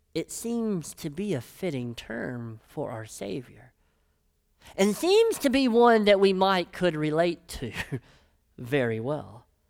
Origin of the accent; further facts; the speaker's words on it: Brighton, Tennessee, United States; I'm from Brighton, Tennessee